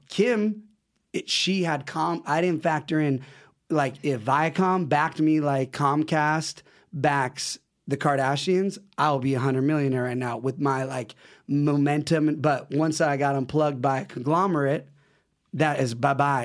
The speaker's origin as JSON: {"language": "English", "region": "West Coast", "country": "United States", "said": "West Coast"}